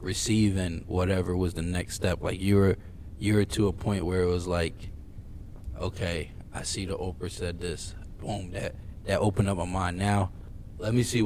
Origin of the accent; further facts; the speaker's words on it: Philadelphia, Pennsylvania, United States; I'm from Philly.